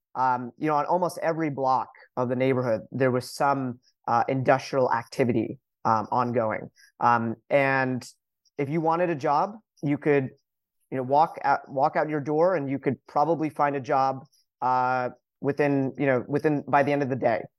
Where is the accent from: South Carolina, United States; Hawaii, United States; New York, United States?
New York, United States; Hicksville; also born or lived in Syosset, New York / Vermont / Washington D.C.; I grew up on Long Island, as you mentioned, uh, grew up in a town called Hicksville